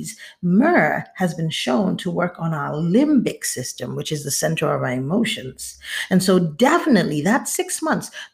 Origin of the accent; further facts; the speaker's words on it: Nigeria; moved away as an adult; now in United States; I moved back to Nigeria, I was born here in the United States, and I lived here till I was about 6 or 7